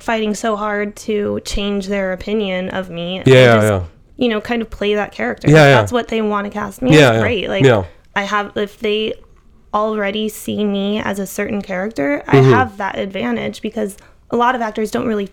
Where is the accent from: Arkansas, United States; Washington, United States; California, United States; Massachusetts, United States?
California, United States; Catalina Island; I grew up on Catalina Island, and it's gorgeous.